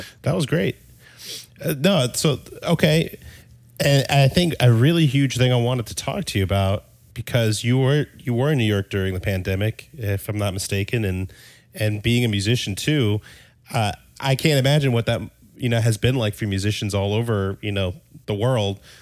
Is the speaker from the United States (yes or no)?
no; Denmark; moved away; originally, I'm from Denmark